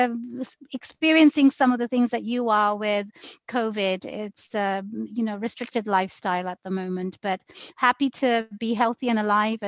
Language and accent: English; London, United Kingdom; now in Seattle, United States; I probably sound like I'm from London, but I'm actually from London, living in Seattle, Washington.